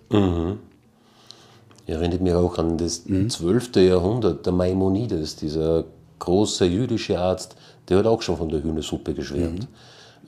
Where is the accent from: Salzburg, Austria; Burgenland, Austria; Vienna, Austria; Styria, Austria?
Salzburg, Austria; bei uns in Salzburg